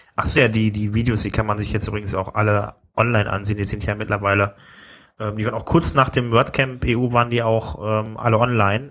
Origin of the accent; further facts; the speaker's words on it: Wuppertal, North Rhine-Westphalia, Germany; also born or lived in Düsseldorf; eigentlich bin ich ja geboren in Wuppertal